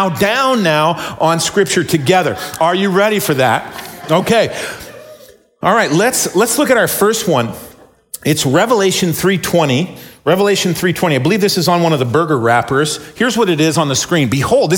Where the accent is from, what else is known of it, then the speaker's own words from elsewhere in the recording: McMinnville, Oregon, United States; I grew up in McMinnville